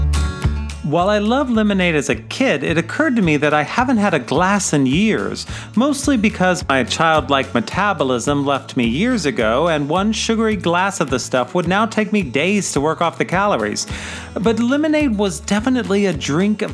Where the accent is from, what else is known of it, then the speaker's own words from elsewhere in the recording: Midwest, United States; Rivers and lakes are the only large bodies of water that I grew up near living in the Midwest.